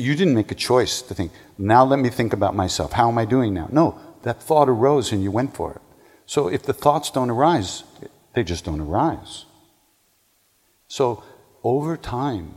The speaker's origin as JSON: {"language": "English", "town": "New Hyde Park", "region": "New York", "country": "United States", "tie": "born or raised there", "moved": "yes", "said": "I went to Herrick's in New Hyde Park"}